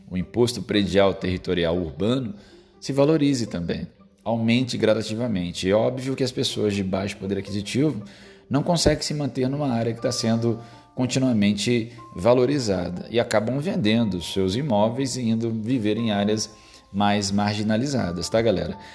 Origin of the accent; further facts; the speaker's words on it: Rio de Janeiro, Brazil; Eu sou do estado do Rio de Janeiro, e aqui no estado do Rio de Janeiro nós temos a cidade do Rio de Janeiro